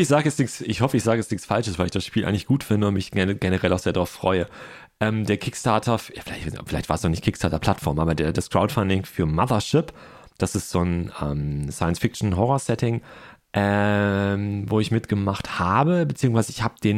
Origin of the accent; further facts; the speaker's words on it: Ruhr area, North Rhine-Westphalia, Germany; moved away; Ich komme aus dem Ruhrport und bin dann mit großen Flaschen groß geworden